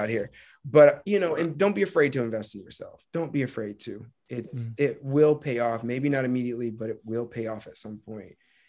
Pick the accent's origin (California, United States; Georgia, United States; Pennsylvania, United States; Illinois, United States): Georgia, United States; Marietta; Yeah, I grew up in Marietta, Georgia.